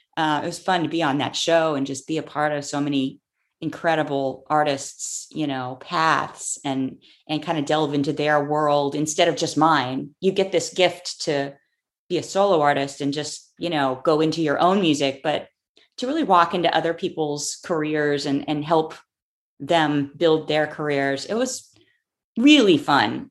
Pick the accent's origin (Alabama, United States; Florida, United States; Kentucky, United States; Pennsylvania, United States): Florida, United States; Clearwater; born or raised there